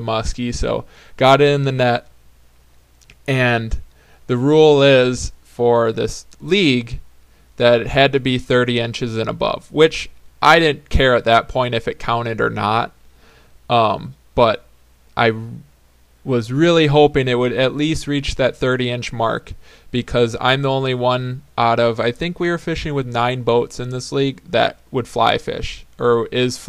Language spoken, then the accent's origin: English; southern Wisconsin, United States; My hometown got completely flooded